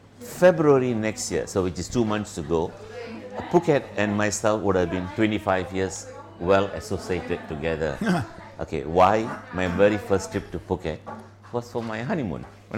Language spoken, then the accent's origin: English; Ipoh, Perak, Malaysia; also born or lived in Port Dickson, Malaysia / Kuala Lumpur, Malaysia; I moved to Ipoh. It's a state about another 200 kilometers north of KL. Okay, Ipoh is a gastronomic city, beautiful heritage. I grew up schooling until I finished my high school